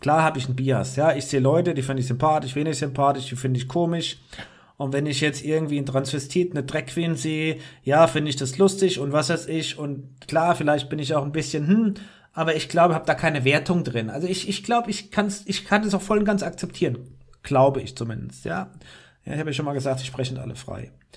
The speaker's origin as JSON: {"language": "German", "region": "Rhineland-Palatinate", "country": "Germany", "said": "als Rheinland-Pfälzer in Rheinland-Pfalz"}